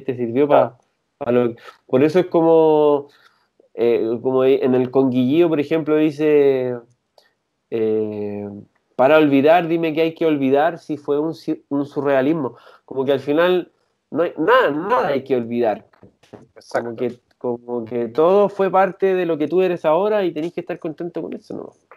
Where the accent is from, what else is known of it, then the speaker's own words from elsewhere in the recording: San Antonio, Valparaíso, Chile; now in Santiago, Chile; yo soy de San Antonio y con él lo conocí allá, somos amigos desde chico.